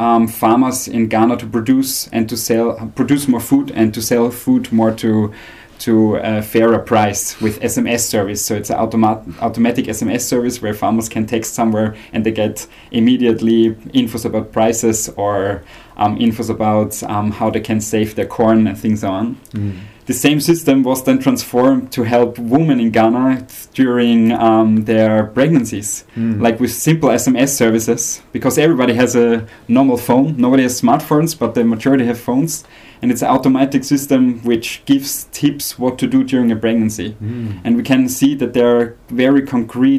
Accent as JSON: {"language": "English", "country": "Austria", "said": "I'm from Austria"}